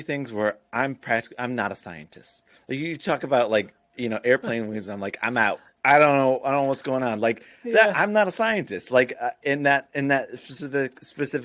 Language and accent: English; Florida, United States; also born or lived in Illinois; I grew up half in Illinois, half in Florida, like the later half of my childhood in Florida